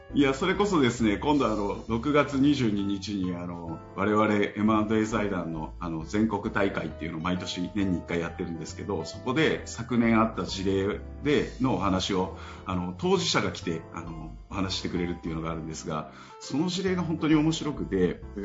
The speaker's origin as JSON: {"language": "Japanese", "region": "Miyazaki", "country": "Japan", "tie": "born or raised there", "said": "僕、すごい宮崎の田舎の出身で実家があの精米所とかをやっている"}